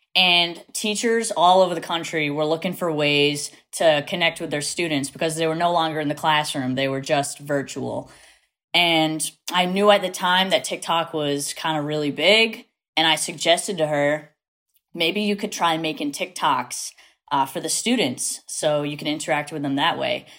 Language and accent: English; New Bedford, Massachusetts, United States; accent: Massachusetts; I am from South Coast, Massachusetts, which is like New Bedford area